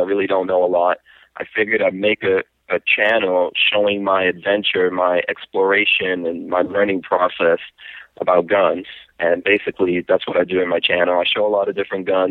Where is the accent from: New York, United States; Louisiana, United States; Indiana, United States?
New York, United States; also born or lived in Guyana; the background that I came from growing up in New York